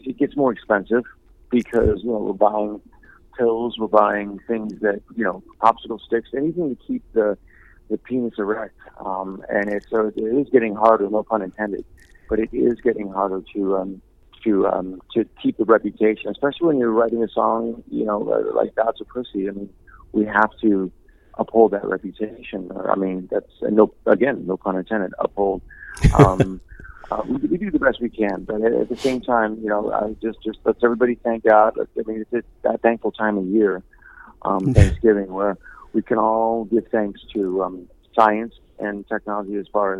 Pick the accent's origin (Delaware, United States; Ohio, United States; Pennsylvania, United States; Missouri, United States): Ohio, United States; Cleveland; moved away; I'm from Cleveland, and I'm very proud to be from Cleveland